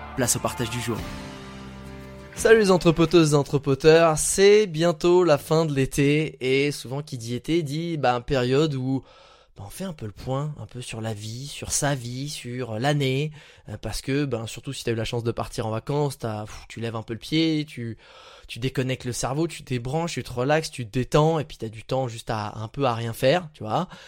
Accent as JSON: {"language": "French", "country": "France", "tie": "born or raised there", "moved": "yes", "said": "je suis dans ma région, là où j'ai grandi en ce moment, et bah en fait on avait à peu près une heure de Paris"}